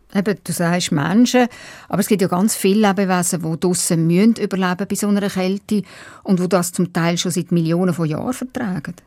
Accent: Baden, Aargau, Switzerland; moved away; die Stadt Baden, meine alte Heimat, ein Stück Limmat abwärts von Zürich

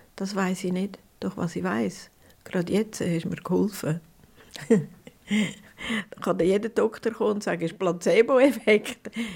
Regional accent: Prättigau, Graubünden, Switzerland; ins Brettigau, wo es meine Heimat ist

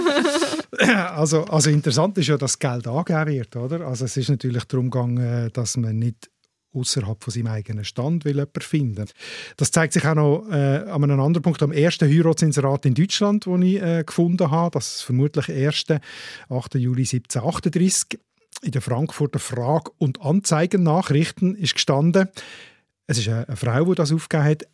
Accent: Switzerland; bei uns in der Schweiz

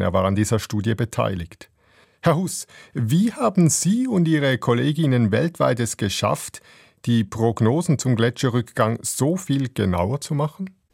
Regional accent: Switzerland; bei uns in der Schweiz

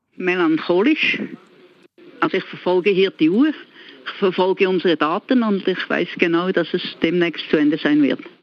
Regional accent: Solothurn, Switzerland; also born or lived in Basel; now in Bern, Switzerland; ursprünglich komme ich aus dem Kanton Solothurn und studiert habe ich in Basel

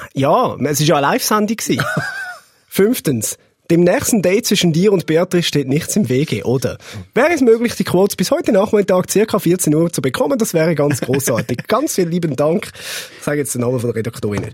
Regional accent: Switzerland; als Schweizer

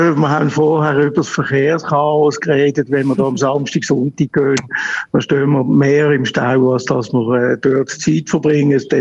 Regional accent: Basel, Basel-Stadt, Switzerland; als, als Basler geht an der Fasnacht haben wir natürlich schon geschaut, dass wir mal den Morgenstreich mitkriegen

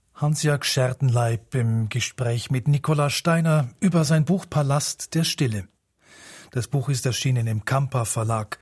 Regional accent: Zurich, Switzerland; moved away as an adult; also born or lived in Northwest Ireland; Ich bin am Rand von Zürich aufgewachsen, sehr nahe am Wald

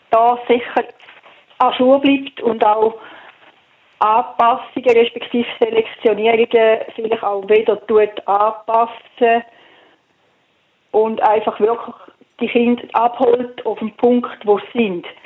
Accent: St. Gallen, Switzerland; ja, ich komme auch aus dem Toggenburg ursprünglich.

